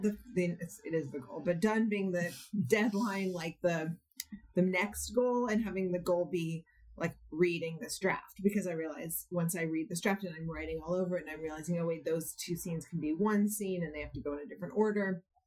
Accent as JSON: {"language": "English", "town": "Berkeley", "region": "California", "country": "United States", "tie": "born or raised there", "said": "I grew up in Berkeley in the '70s, going back and forth between my parents' house"}